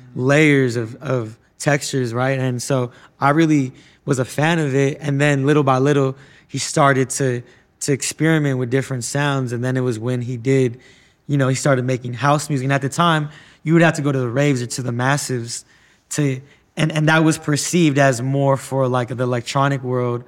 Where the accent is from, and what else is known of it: United States